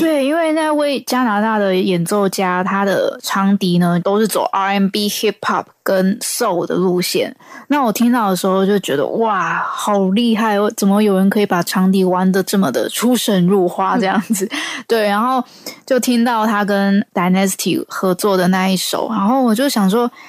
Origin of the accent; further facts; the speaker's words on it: Taiwan; 我是来自台湾的创作歌手